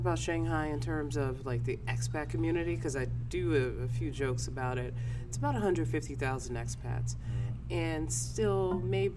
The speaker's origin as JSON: {"language": "English", "town": "Maywood", "region": "Illinois", "country": "United States", "tie": "born or raised there", "also_born_or_lived": "Aurora, Illinois / Lake Forest, Illinois / Chicago, Illinois", "said": "I'm born and raised in Maywood"}